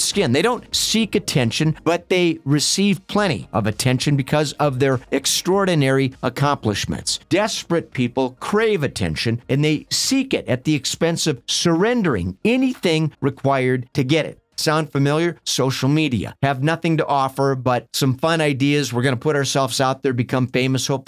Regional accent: Minnesota, United States; I grew up in Minnesota watching the Minnesota Vikings play football out in the freezing cold.

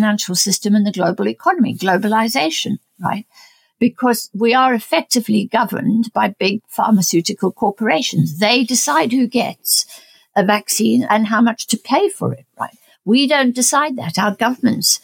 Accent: South Africa; moved away; I'm South African born. My family is in South Africa

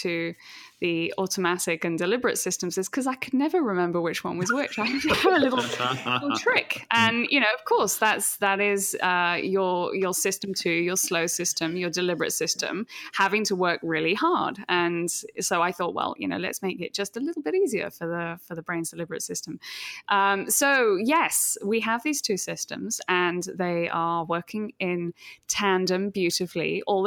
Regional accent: New Milton, South East England, United Kingdom; moved away as an adult; also born or lived in London; now in New York, United States; New Milton is where I grew up

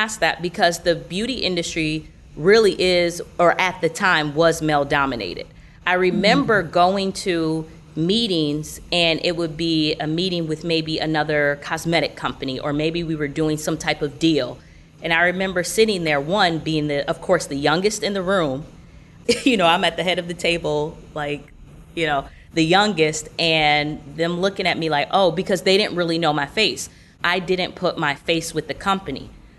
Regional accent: Orlando, Florida, United States; I'm from Orlando, and so I was traveling to New York for a tour that my mom and I both host.

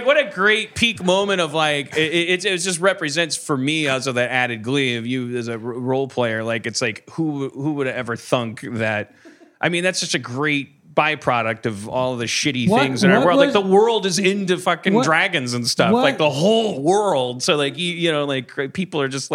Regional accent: Wisconsin, United States; I'm from Wisconsin

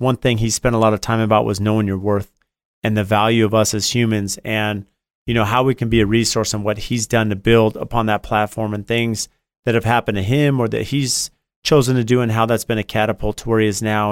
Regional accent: San Diego, California, United States; now in Phoenix, United States; I grew up in San Diego, been in Phoenix

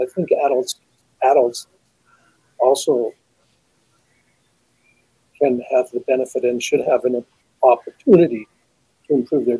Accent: Saskatchewan, Canada; I come from Saskatchewan, so a lot of my experience is obviously Saskatchewan-based

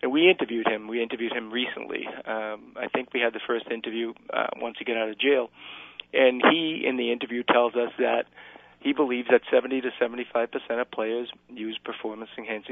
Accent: Cuba; moved away; I'm Cuban myself. I was born in Cuba.

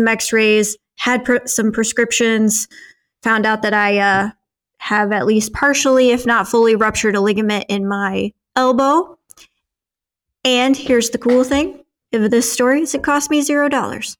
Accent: United States; as an American

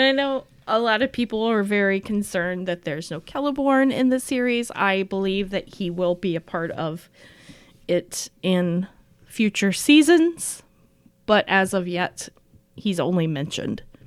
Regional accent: Appalachia, United States; moved away; also born or lived in Saint Paul, Minnesota; I'm both from Appalachia

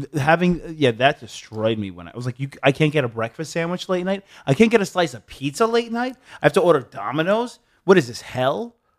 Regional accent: Long Island, New York, United States; moved away as an adult; also born or lived in Bay Shore, New York; now in Los Angeles, United States; I'm from Long Island

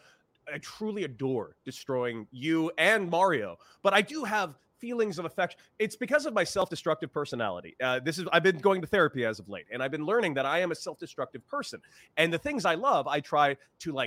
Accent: Southern California, United States; I grew up in Southern California

